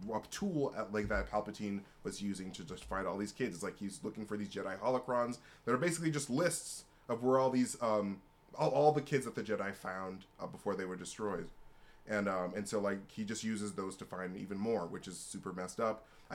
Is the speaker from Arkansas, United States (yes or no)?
no; Alabama, United States; Ship Luke and Leia, actually. I'm from Alabama.